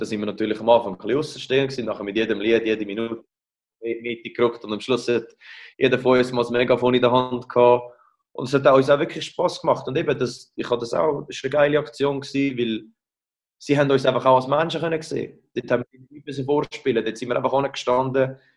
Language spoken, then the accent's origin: German; Rapperswil, St. Gallen, Switzerland; also born or lived in United States; now in Geneva, Switzerland; Ich bin zu Rappi aufgewachsen in der Stippel